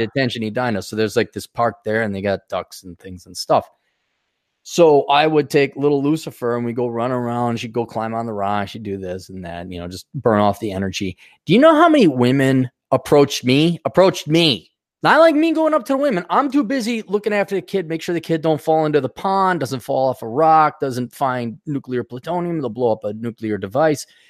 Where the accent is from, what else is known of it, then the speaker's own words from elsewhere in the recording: Wisconsin, United States; I grew up in Wisconsin, where there is also over ten thousand lakes